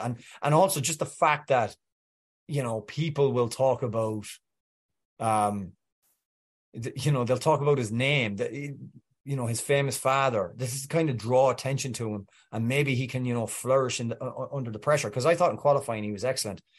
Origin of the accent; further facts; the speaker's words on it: Welsh, Wales, United Kingdom; I'm Welsh